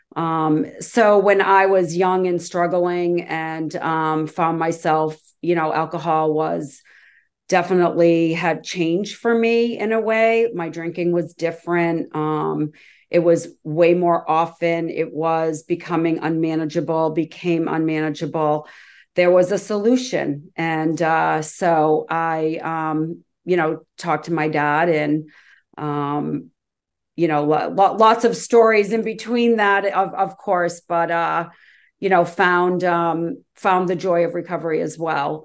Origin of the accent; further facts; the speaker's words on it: Massachusetts, United States; I grew up in Massachusetts